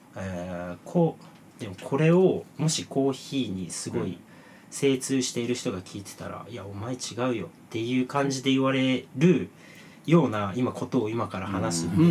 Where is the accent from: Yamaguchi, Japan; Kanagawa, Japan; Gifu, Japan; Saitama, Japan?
Gifu, Japan; Toki; moved away as an adult; now in Tokyo, Japan; 岐阜県土岐市っていう町は陶器がすごく盛んな町でうん炎の町って呼ばれてるんですけど